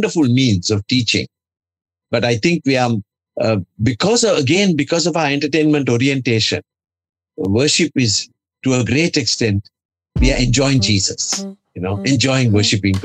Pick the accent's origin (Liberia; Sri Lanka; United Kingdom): Sri Lanka; English is a second language; My worship is in Sri Lanka, in our language